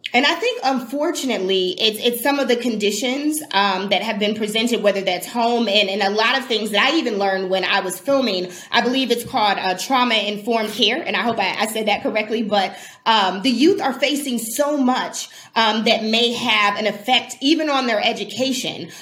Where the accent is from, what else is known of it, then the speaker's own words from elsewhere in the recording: Milwaukee, Wisconsin, United States; also born or lived in California; now in Milwaukee, United States; I was born um, and raised in Milwaukee